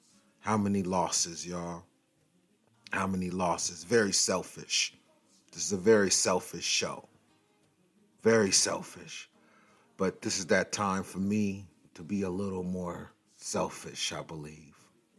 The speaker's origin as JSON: {"language": "English", "region": "West Coast", "country": "United States", "said": "when I say gangster rap, and I'm from the West Coast"}